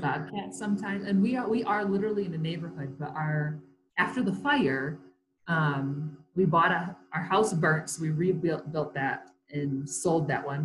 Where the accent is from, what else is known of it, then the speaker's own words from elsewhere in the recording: Comstock Park, Michigan, United States; moved away as an adult; also born or lived in Sparta, Michigan; now in Colorado Springs, United States; I grew up in Comstock Park, Michigan